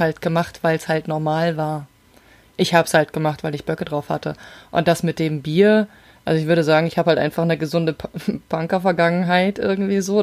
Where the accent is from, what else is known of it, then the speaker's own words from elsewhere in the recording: Rhine-Main area, Germany; ich komme ja aus dem Rhein-Main-Gebiet